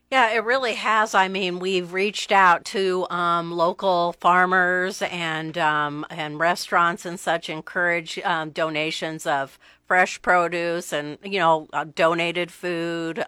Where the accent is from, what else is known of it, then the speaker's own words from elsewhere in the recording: Omaha, Nebraska, United States; now in Lincoln, United States; I'm from Omaha. Okay. Um, grew up in Omaha.